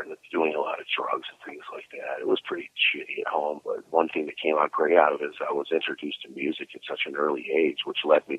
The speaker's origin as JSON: {"language": "English", "town": "Cleveland", "region": "Ohio", "country": "United States", "tie": "born or raised there", "lives_now": "Florida, United States", "said": "I was born and raised in Cleveland. I've been in Florida for about 5 years now, though."}